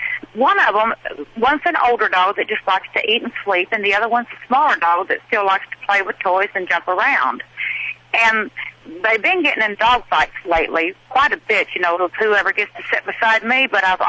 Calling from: Nevada, United States; Well, I live in Tennessee, but I'm calling you from Nevada.

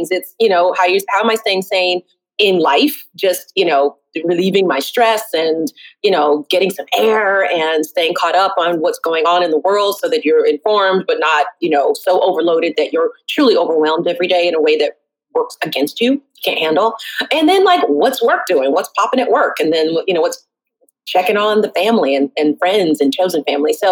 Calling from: Brooklyn, New York, United States

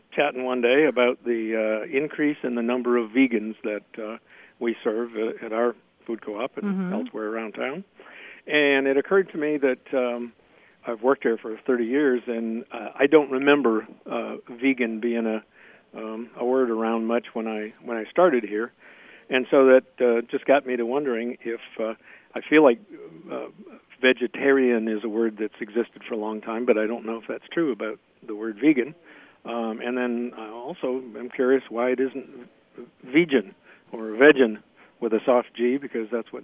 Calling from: Bloomington, Indiana, United States; I'm calling from Bloomington, Indiana.

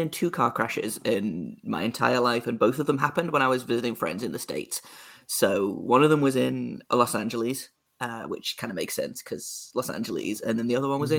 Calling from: United Kingdom; Your listeners won't know, but I'm over in the UK, if you can't tell by my accent, and it's winter here.

